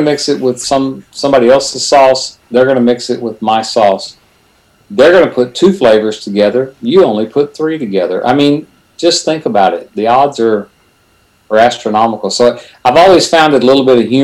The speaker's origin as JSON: {"language": "English", "town": "Silsbee", "region": "Texas", "country": "United States", "tie": "born or raised there", "also_born_or_lived": "Conroe, Texas", "lives_now": "Houston, United States", "said": "I kind of call Silsby home because that was my, learning to drive and getting your first car and all that good stuff. I was actually born, though, in Conroe, Texas"}